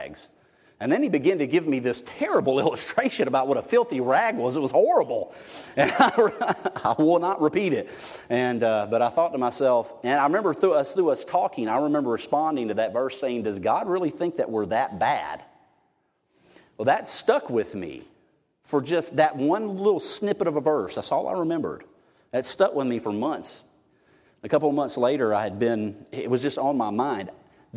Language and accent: English; Irvington, Alabama, United States; also born or lived in St. Elmo, Alabama / Mobile, Alabama; I grew up out in Irvington all through high school